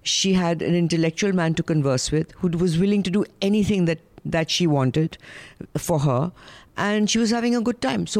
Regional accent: India; accent: Indian; my Indian accent.

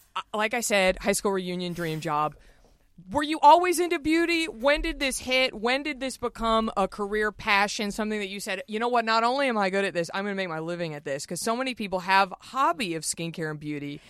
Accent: Texas, United States; We're both from Texas

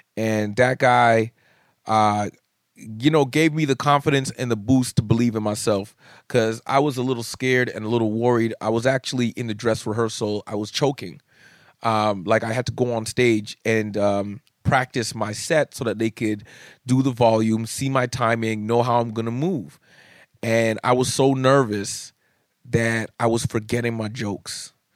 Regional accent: Canada; being a Canadian comic

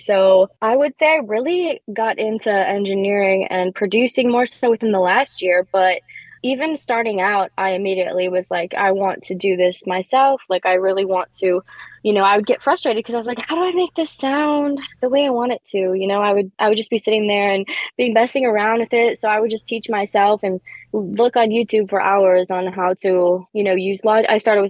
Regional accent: Wisconsin, United States; I remember every time that I was in a studio in both my hometown, Wisconsin, and Chicago

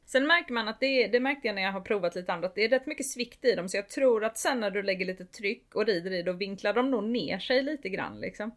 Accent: Sweden; jag är uppvuxen i Småland

